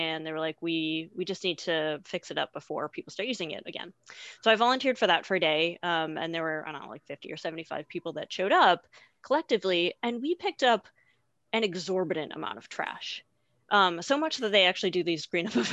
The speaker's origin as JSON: {"language": "English", "region": "Massachusetts", "country": "United States", "tie": "born or raised there", "also_born_or_lived": "Burlington, Vermont / Bozeman, Montana", "moved": "as an adult", "said": "I grew up in Massachusetts"}